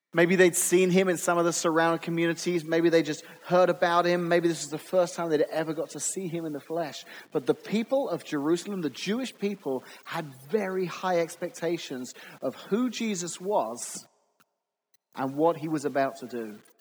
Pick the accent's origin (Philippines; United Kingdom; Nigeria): United Kingdom; England; moved away as an adult; also born or lived in Lake Zurich, Illinois; now in Washington, United States; Growing up in England